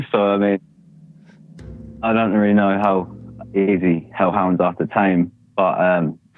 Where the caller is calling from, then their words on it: United Kingdom; uh, from the UK.